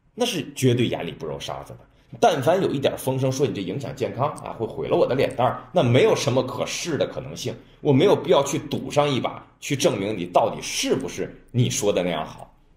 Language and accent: Chinese; China; 我们中国人